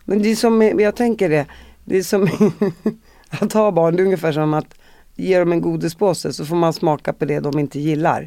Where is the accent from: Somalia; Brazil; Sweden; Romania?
Sweden; Uppsala, Uppsala County; jag är från Uppsala